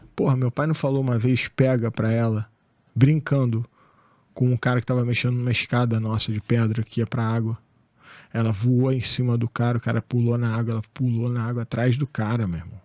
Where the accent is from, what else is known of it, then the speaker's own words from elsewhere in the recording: Angra dos Reis, Rio de Janeiro, Brazil; eu saí de Angra né, nessa época. eu fui morar no Rio, na Tijuca, época de faculdade e tal